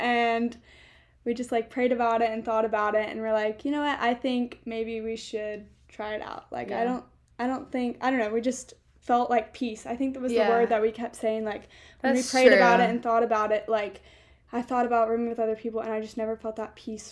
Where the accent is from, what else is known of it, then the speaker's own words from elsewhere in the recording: Greenville, South Carolina, United States; I'm from Greenville, South Carolina